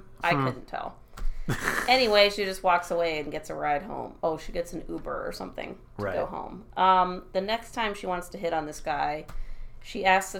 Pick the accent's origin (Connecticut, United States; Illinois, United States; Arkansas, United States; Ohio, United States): Ohio, United States; I'm from Ohio